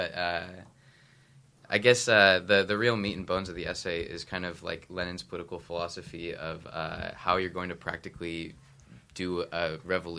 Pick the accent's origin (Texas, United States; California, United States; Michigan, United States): California, United States; I'm from California